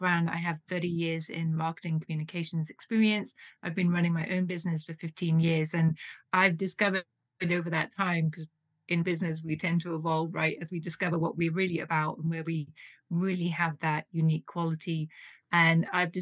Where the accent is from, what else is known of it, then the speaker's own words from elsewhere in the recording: United Kingdom; now in Switzerland; you may tell from my accent, I'm originally from the UK